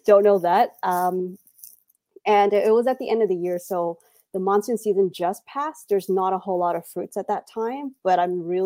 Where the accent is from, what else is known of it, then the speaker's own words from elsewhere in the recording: United States; I'm from the U.S.